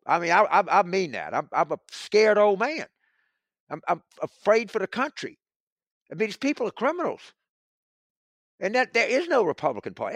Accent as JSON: {"language": "English", "region": "South Louisiana", "country": "United States", "tie": "born or raised there", "said": "I grew up in South Louisiana."}